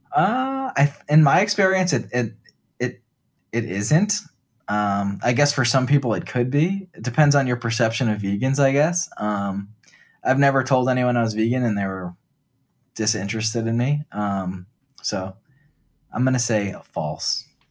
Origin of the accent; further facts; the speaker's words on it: New Jersey, United States; when I was growing up in New Jersey